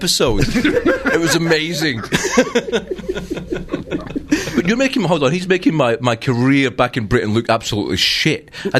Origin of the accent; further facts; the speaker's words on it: Ballarat, Victoria, Australia; Yeah. I'm from Ballarat.